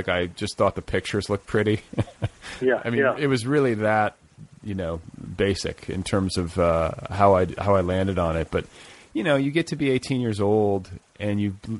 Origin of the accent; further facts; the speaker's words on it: Midwest, United States; for me growing up in the Midwest, like I never was like, I got to get to the East Coast.